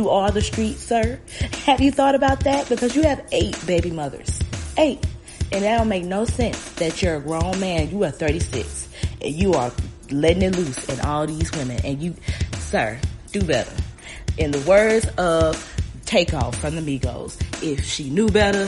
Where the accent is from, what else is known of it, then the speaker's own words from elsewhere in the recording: the South, United States; growing up in the South